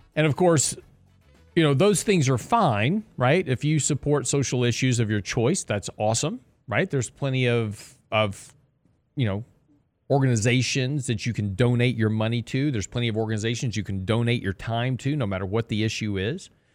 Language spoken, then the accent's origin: English; Lake Jackson, Texas, United States; I grew up in Lake Jackson, right on the coast of, uh, Texas, which is down by Freeport